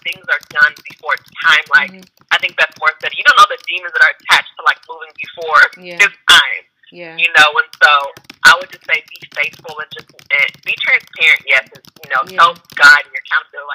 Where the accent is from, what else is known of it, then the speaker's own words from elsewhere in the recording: Nigeria; So I'm Nigerian